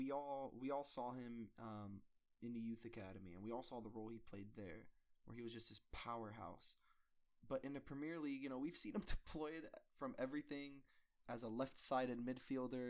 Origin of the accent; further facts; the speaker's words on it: United States; being an American